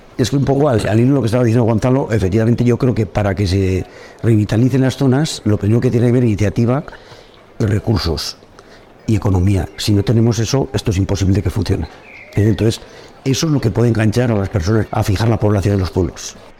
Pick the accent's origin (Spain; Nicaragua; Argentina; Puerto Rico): Spain; Cintruénigo, Navarre; sí que soy un hombre de pueblo y de hecho nunca he querido salir de mi pueblo